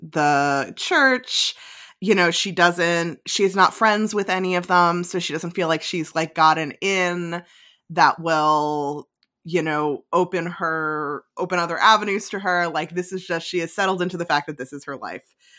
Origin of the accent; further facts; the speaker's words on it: New Jersey, United States; I'm from North Jersey